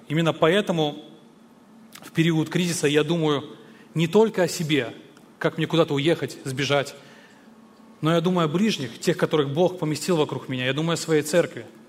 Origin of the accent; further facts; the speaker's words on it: Belarus; Я сам родом из Беларуси